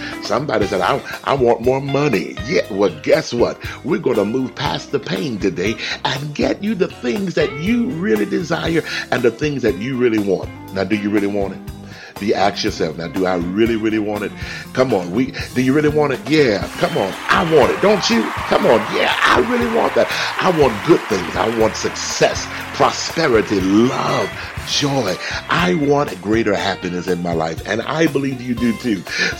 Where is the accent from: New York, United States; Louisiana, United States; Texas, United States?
Texas, United States; I grew up in Texas, and Texas is it's not the largest state, but it's one of the largest. Everything is big in Texas.